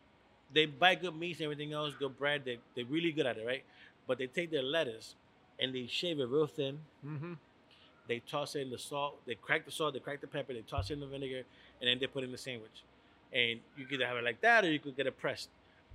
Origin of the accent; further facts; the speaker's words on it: Hartford, Connecticut, United States; also born or lived in Puerto Rico; So back in the days in the north end of Hartford, I grew up on Albany Avenue. My uncle used to live there. So when I moved from Puerto Rico, I lived on Albany Avenue.